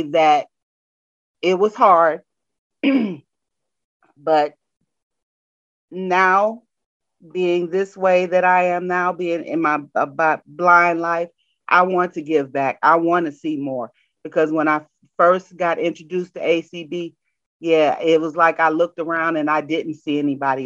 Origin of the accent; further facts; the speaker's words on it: Detroit, Michigan, United States; I'm from Detroit, Michigan, and my plant was in Warren, Michigan.